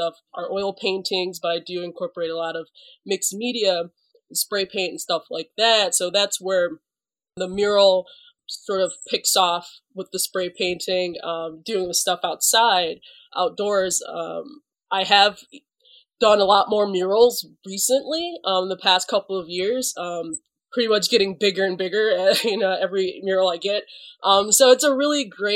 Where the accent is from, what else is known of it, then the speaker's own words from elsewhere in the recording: Detroit, Michigan, United States; So I was born and raised in Detroit. I've been in Detroit my whole life.